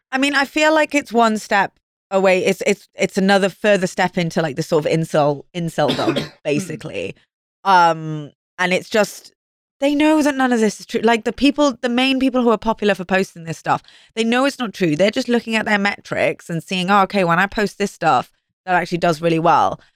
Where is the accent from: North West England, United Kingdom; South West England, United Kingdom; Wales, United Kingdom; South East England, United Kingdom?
Wales, United Kingdom; moved away